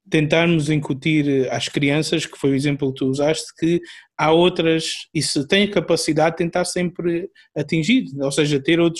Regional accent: Angola; eu, eu sou angolano, e uh, devido à minha vivência, devido à minha onde eu cresci um, ehm, e à minha vivência, eu sou bastante diferente

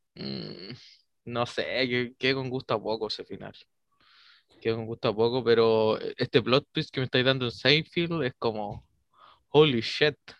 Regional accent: Chile; nuestra idiosincrasia como chilenos tiene un humor

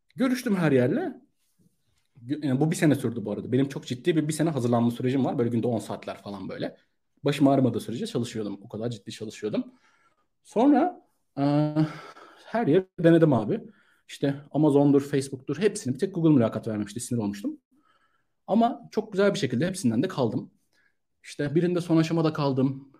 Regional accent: Ankara, Turkey; moved away as an adult; also born or lived in Istanbul; ben Ankara'da doğdum. Ee, üniversite için İstanbul'a geldim 2011 yılında

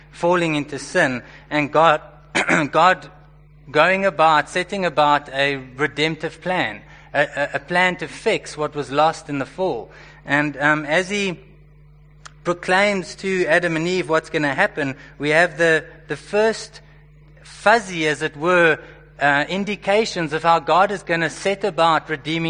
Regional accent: Johannesburg, Gauteng, South Africa; I was born and raised in Joburg

